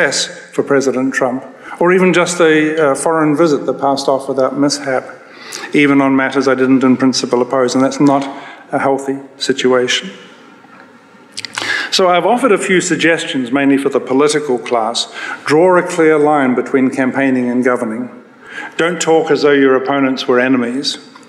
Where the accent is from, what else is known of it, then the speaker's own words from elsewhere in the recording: New Zealand; now in United States; I'm a New Zealander